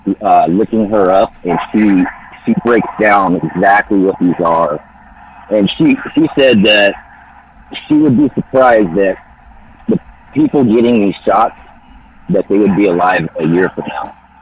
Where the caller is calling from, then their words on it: California, United States; Calling from the Mojave Desert right now.